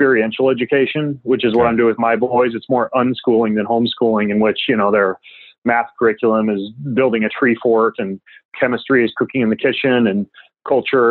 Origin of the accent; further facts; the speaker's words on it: North Idaho, United States; I grew up in North Idaho